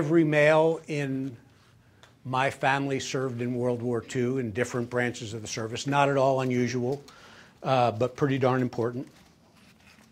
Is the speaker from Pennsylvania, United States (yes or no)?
yes; Philadelphia, Pennsylvania, United States; I grew up in Philadelphia.